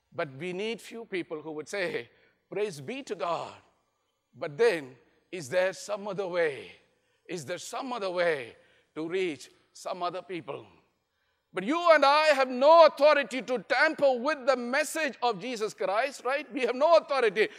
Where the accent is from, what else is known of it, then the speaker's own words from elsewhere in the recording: India; I'm from India